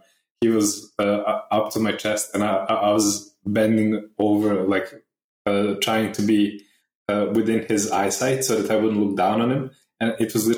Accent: Subotica, Vojvodina, Serbia; now in Novi Sad, Serbia; My hometown is called Subotica.

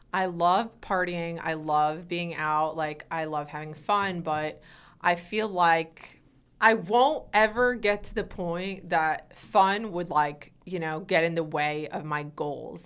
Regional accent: Weston, Connecticut, United States; moved away as an adult; now in Los Angeles, United States; I grew up in, like, a really preppy town in Connecticut

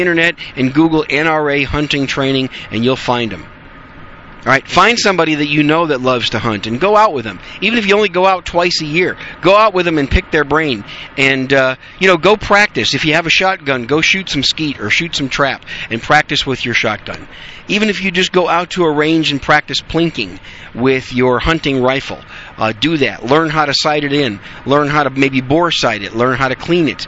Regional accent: Wisconsin, United States; moved away; When I grew up in Wisconsin, we used to hunt a lot of rough grouse up there

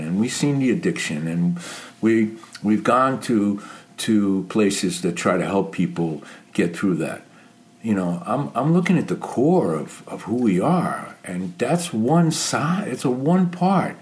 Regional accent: New York City, New York, United States; growing up in New York City

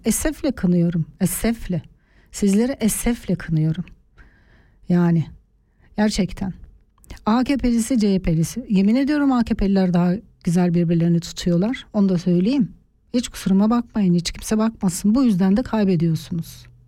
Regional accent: Eastern Turkey, Turkey; also born or lived in Artvin; now in Switzerland; Çünkü orada doğuda büyüdüm

